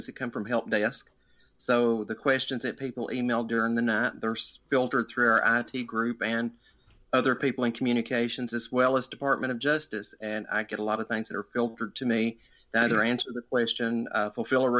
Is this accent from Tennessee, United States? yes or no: yes; Livingston, Tennessee, United States; I am actually on the same property that I lived on when my parents gave birth to me here in Livingston, Tennessee. I live within the same. For 46 years now